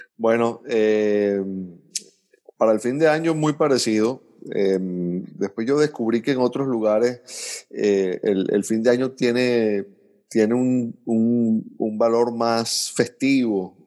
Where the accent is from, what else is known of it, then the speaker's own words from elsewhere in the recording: Venezuela; como venezolanos